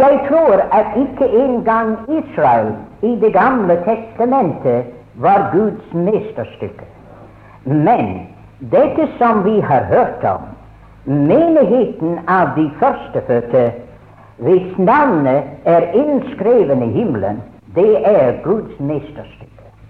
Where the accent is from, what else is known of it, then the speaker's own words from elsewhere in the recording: Scotland, United Kingdom; now in Norway; jeg ble innskrevet i Skottland, for jeg ble født der.